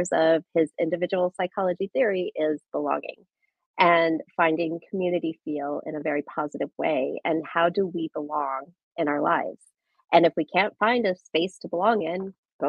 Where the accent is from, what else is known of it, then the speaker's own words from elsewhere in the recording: Nebraska, United States; moved away as an adult; I grew up in Nebraska, in a small town in the northeast part of Nebraska